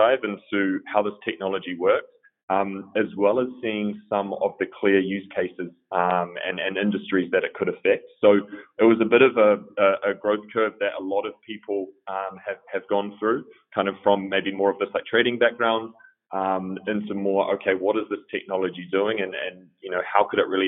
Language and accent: English; New Zealand; moved away as an adult; also born or lived in Melbourne, Australia; now in Berlin, Germany; I grew up in New Zealand